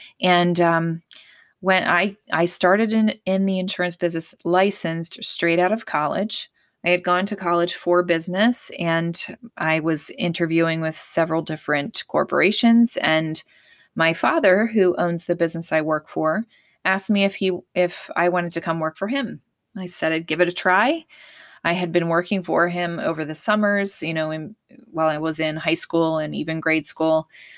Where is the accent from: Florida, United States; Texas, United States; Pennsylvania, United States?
Pennsylvania, United States; I was born and raised in Pennsylvania, so I'm a proud Pennsylvanian, and I love it.